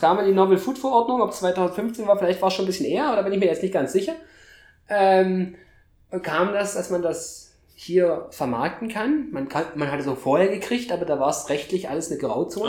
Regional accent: eastern Germany, Germany; ich komme ja aus dem Osten Deutschlands

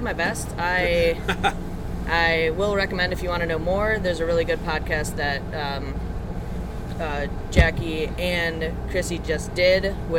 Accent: Wisconsin, United States; born or raised there; moved away

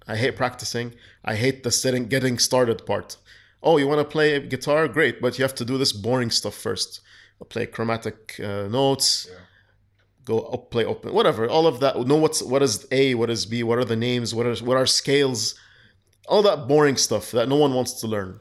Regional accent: Kuwait; I was raised in Kuwait

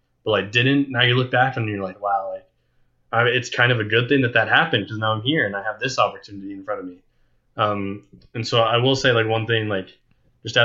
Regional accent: United States; being an American

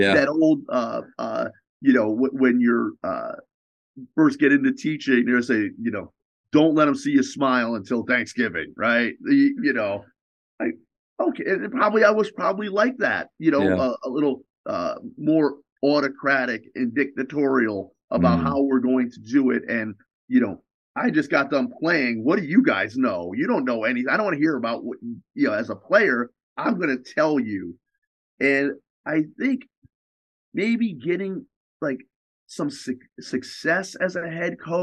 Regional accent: New York, United States; I'm from New York

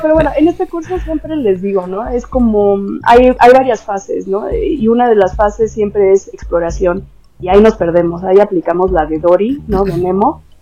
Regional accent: Mexico; moved away as an adult; now in Netherlands; pues soy mexicana

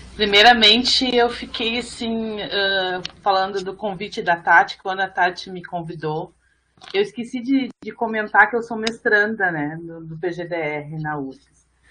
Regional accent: Brazil; nós somos brasileiros, e nós temos a honra de ser um quilombo, quilombola

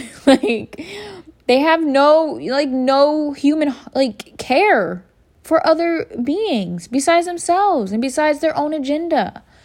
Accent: United States; I am from the United States of America

